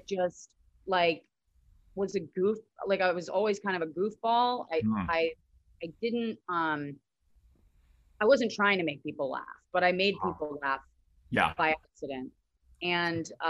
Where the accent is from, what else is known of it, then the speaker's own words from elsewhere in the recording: Northern Virginia, United States; I grew up in DC, like right outside of DC in Northern Virginia, or Nova